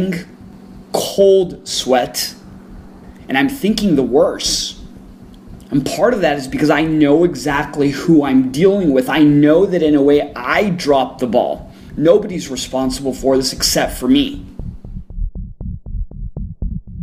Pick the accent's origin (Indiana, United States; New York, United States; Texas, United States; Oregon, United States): Texas, United States; El Paso; I grew up in El Paso, which is border town with Juarez.